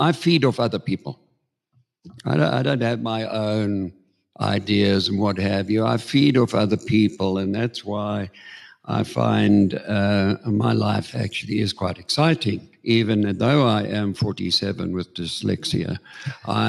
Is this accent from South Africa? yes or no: yes; Johannesburg, Gauteng, South Africa; also born or lived in Queenstown, South Africa; I am a Joburg boyke, but I did have 9 years